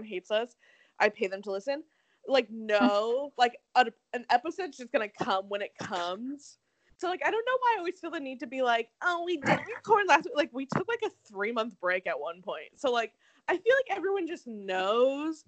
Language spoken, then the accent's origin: English; Arizona, United States; moved away; also born or lived in Seattle; growing up in Arizona. And then, like, moving to Seattle